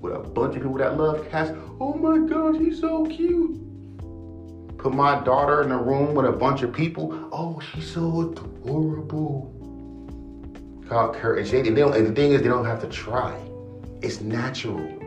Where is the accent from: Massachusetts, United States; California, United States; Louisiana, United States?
California, United States; Los Angeles; I'm from Los Angeles